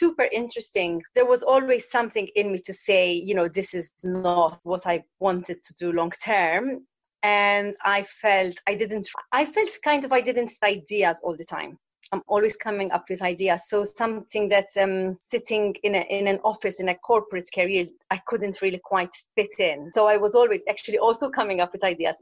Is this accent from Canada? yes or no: no; Malta; moved away as an adult; also born or lived in London, United Kingdom; I'm from Malta, an island in the Mediterranean, a small island. And I left after university.